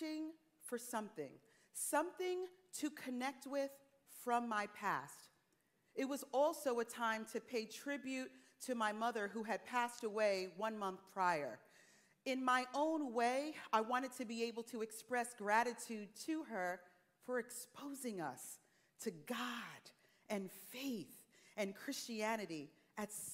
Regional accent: Teaneck, New Jersey, United States; Teaneck, New Jersey, my hometown

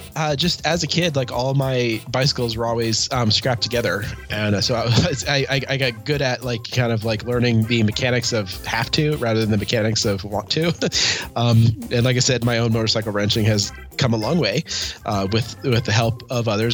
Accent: Helena, Montana, United States; I am from the Queen City of the Rockies, Helena, Montana

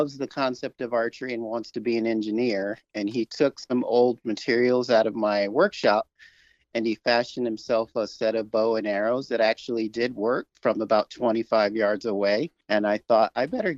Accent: New York City, New York, United States; I grew up in Brooklyn, New York

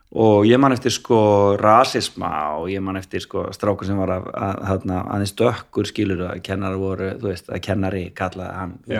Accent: Reykjavík, Capital Region, Iceland; ég fættur á fórölda mínu bygg á Vestugötu 45

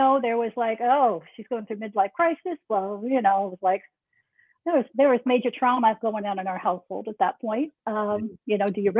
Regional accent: Nebraska, United States; Grew up in the state of Nebraska. So, I'm Nebraska born and bred, and a Cornhusker all the way

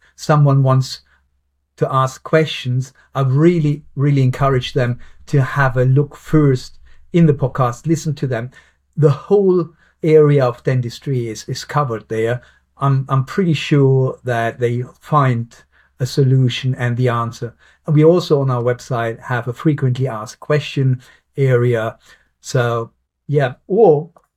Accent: Germany; now in Southampton, United Kingdom; I'm from Germany.

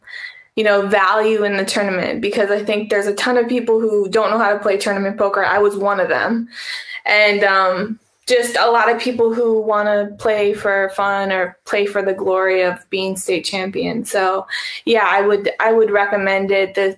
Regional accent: Wisconsin, United States; my dad, we're from Wisconsin

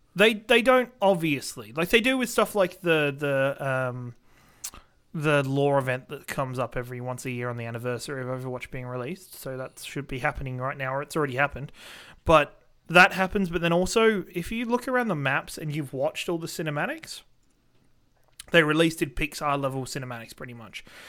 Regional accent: Australia; being an Australian

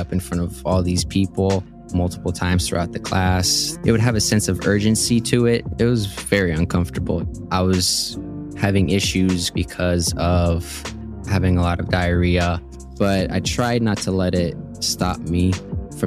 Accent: Houston, Texas, United States; also born or lived in Colombia; now in Tucson, United States; moved to Houston, Texas when I was 5

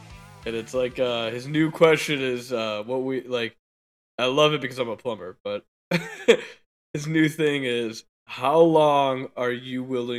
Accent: United States; I'm an American, dude.

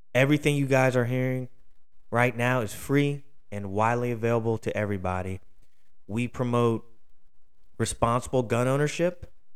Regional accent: Philadelphia, Pennsylvania, United States; out of Philly, my hometown

